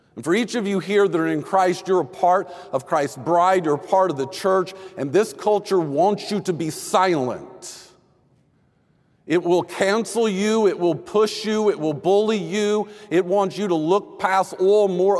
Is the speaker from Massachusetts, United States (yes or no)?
no; Texas, United States; I grew up in Texas